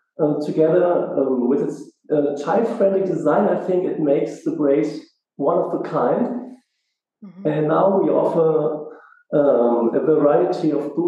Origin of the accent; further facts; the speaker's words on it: Germany; I'm the founder of Semeda. I'm from Germany